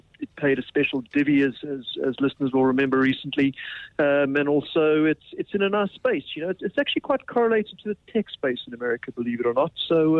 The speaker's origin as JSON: {"language": "English", "country": "South Africa", "said": "So, you know, being a South African stockbroker, you can't avoid the currency at the moment."}